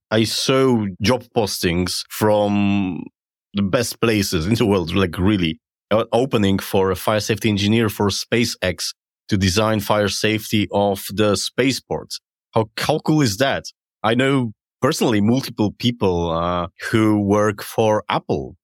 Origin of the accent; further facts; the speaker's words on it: Poland; I come from Poland and what you can imagine how Poland looks thirty years ago.